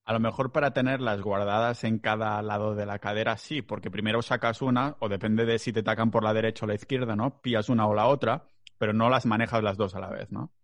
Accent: Catalonia, Spain; soy muy catalán

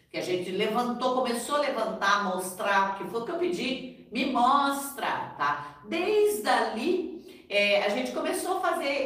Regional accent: Brazil; born there; porque eu nasci no Brasil, tá?

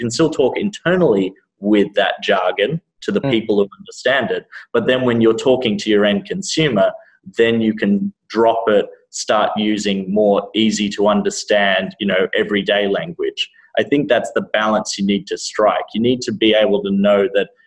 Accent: Sydney, New South Wales, Australia; moved away as an adult; also born or lived in Vietnam / Thailand; now in United States; I was born and raised in Sydney. Moved to America 3.5 years ago.

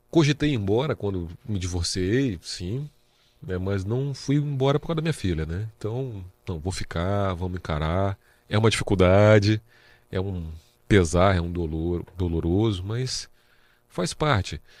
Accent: Vitória, Espírito Santo, Brazil; moved away as an adult; now in Presidente Prudente, Brazil; eu sou capixaba. Capixaba. Sou Vitória, sou 027.

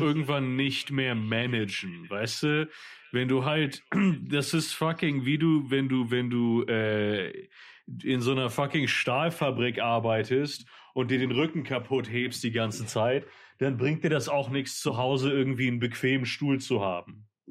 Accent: Mallorca, Balearic Islands, Spain; das Dorf, wo halt auf Mallorca, wo ich aufgewachsen bin

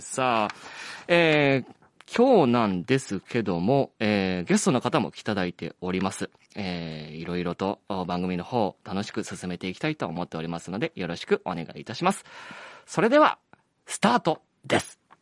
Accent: Uwajima, Ehime, Japan; moved away; 僕もあの、マラソンの日本新記録でも記憶に新しい鈴木健吾選手、実は同じ愛媛県宇和島東高校出身なんですよね

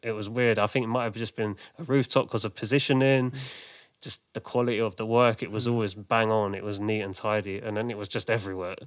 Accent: London, United Kingdom; I grew up in Manor House, which is near sort of Finsbury Park, Haringey

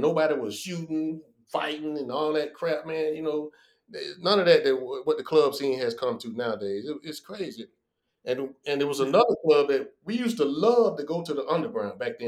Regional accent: Atlanta, Georgia, United States; I'm from Atlanta

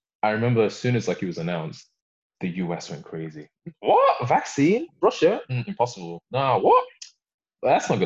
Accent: Warrington, North West England, United Kingdom; also born or lived in Sudan / Belgium; I'm from Warrington

